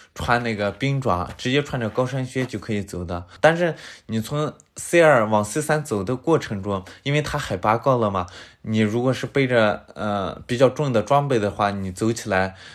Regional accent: Linxia, Gansu, China; 我是，呃，甘肃临夏的

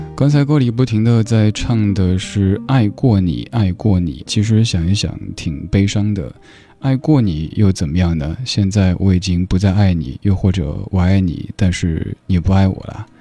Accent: Northeast China, China; 我这位来自东北的

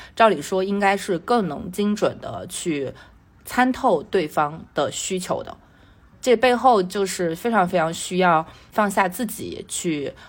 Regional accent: Sichuan, China; accent: Sichuanese; 我们四川话是考一榜，忙死一榜

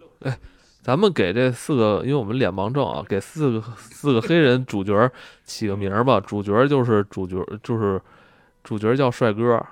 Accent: Beijing, China; 我们作为一个北京人

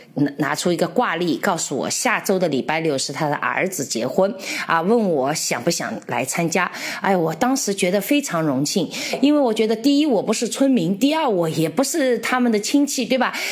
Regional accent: China; 米粒，我们中国人也是知道的

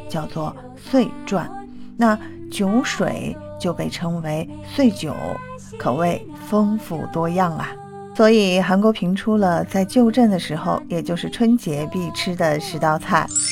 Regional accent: China; 因为我们中国人也吃火锅

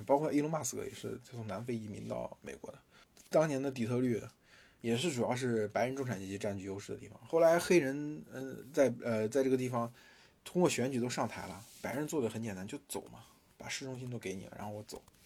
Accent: China; 因为我们不是中国人嘛

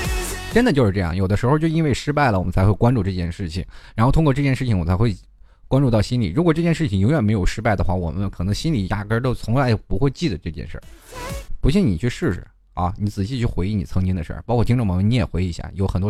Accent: Xilinhot, Inner Mongolia, China; 这个我的城市很简单啊，你记住一下，我说的比较快，内蒙古锡林郭勒盟锡林浩特市啊。好了，我就只说一遍啊，你你能记住就记住了，是一个非常好的一个地方啊，就是内属于内蒙的中东部，离赤峰不远，

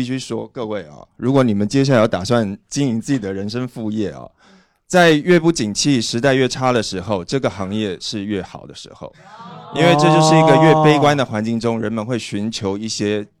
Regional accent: Taipei, Taiwan; also born or lived in Fujian (ancestry); 我祖籍福建，我来自台北。

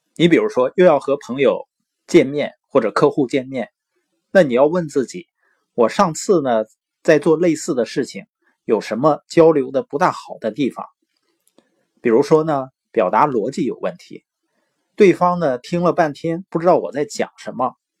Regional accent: Northeast China, China; accent: Northeastern (Dongbei); 因为我是东北的口音嘛，往往有的时候评卷舌是不分的

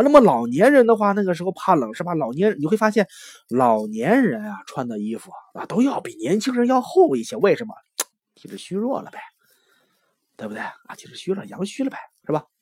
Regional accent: China; 咱们都是中国人

